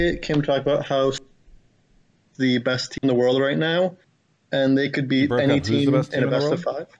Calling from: Austin, Texas, United States; I am calling from Austin, Texas, basically.

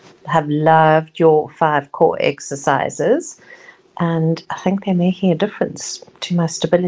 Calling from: Cape Town, Western Cape, South Africa; I'm recording from Cape Town, South Africa.

